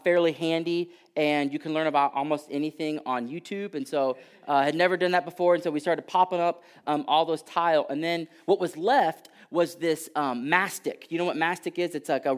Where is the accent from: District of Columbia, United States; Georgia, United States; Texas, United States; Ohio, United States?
Texas, United States; And so a few years back, I'm originally from Texas.